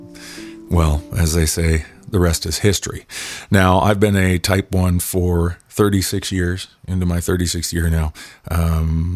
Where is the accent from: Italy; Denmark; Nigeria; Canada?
Canada; Pictou County, Nova Scotia; I was born and raised in Pictou County, Nova Scotia, which is on, of course, the East Coast on the Atlantic Ocean in Canada